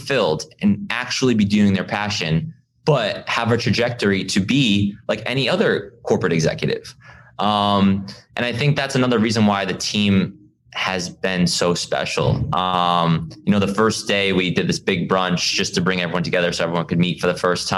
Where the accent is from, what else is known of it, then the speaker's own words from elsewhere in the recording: East Coast, United States; I grew up on the East Coast